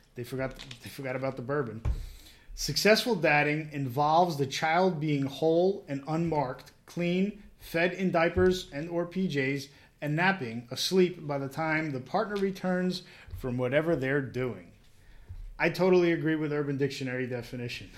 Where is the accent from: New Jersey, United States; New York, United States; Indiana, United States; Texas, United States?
New Jersey, United States; born and raised in Jersey